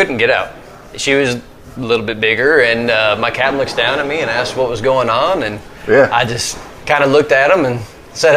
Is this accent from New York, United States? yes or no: no; Arkansas, United States; also born or lived in Minnesota; I consider myself a good old Southern boy and growing up in Arkansas